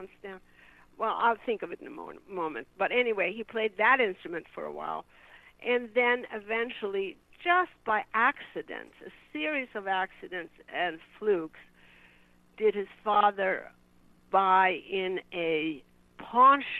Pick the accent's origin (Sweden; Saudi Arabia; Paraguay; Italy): Sweden; moved away as an adult; I was from Sweden